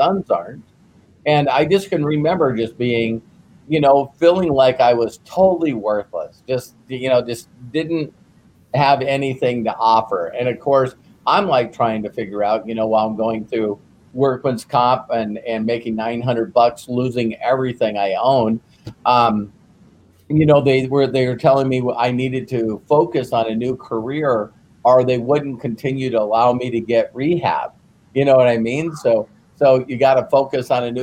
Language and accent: English; North Dakota, United States; I grew up in North Dakota